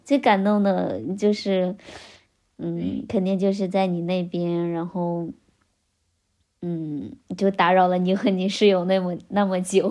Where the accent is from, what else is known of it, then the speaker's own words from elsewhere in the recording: Xihua, Henan, China; 我们西华县逍遥镇